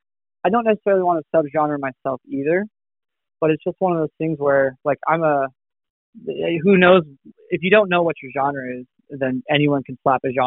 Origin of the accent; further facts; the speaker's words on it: Rocky Mountains, United States; I'm from the Rocky Mountains